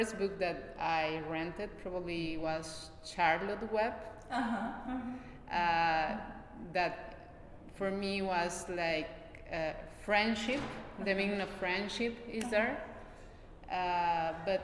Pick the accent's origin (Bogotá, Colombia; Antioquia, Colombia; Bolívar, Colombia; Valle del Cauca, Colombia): Bogotá, Colombia; English is a second language; moved away as an adult; now in New York, United States; I was born in Bogota, the capital of Colombia